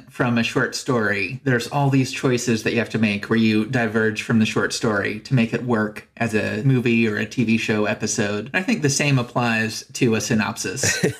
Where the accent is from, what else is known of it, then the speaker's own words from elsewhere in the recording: United States; I'm an American.